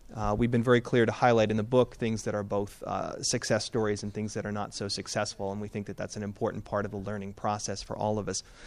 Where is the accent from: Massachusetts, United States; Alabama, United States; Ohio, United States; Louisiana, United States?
Massachusetts, United States; Boston; I'm from New England